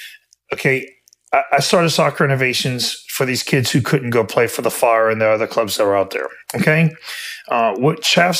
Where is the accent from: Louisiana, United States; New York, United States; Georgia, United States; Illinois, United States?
Louisiana, United States; And I'm from Louisiana.